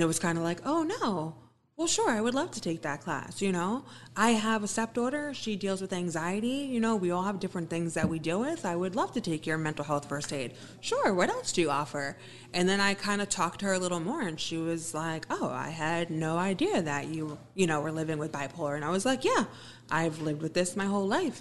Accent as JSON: {"language": "English", "town": "Wappingers Falls", "region": "New York", "country": "United States", "said": "I'm not from Beacon, but I'm from Wappingers"}